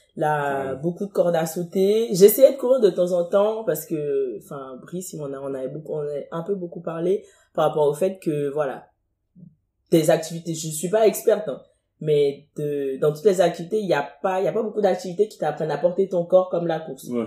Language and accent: French; Cotonou, Littoral, Benin; moved away as an adult; now in France; je suis née à Cotonou, j'ai grandi à Cotonou, j'ai fait Cotonou 17 ans à, Cotonou au Bénin, je viens